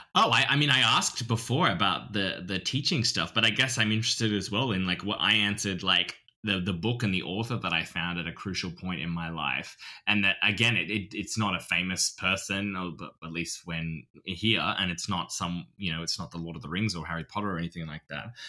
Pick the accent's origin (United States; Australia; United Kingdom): Australia; accent: Australian; moved away as an adult; my accent, I think, is pretty good, st-, my Australian has, I've kept it